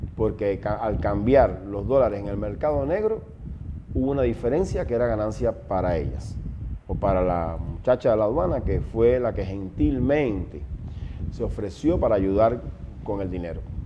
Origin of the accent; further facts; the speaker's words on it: Ciego de Ávila, Cuba; moved away as an adult; now in Ecuador; soy cubano 100% de Ciego de Ávila y ahora hace ya seis años que vivo acá en el Ecuador.